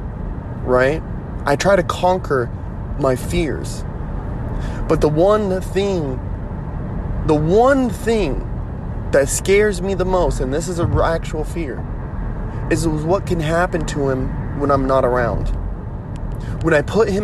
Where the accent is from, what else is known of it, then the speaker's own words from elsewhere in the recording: United States; I am an American through and through, right? Yes, I am Native American